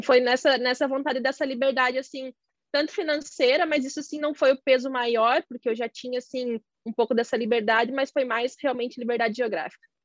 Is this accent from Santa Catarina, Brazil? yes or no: yes; Santa Catarina, Brazil; eu sou de Santa Catarina